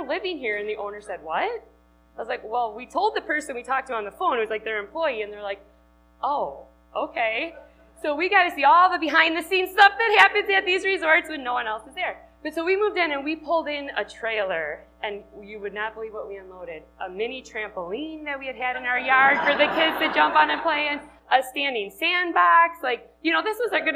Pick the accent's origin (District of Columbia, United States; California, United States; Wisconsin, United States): Wisconsin, United States; accent: Wisconsin; moved away as an adult; which you can tell from my accent, from Wisconsin.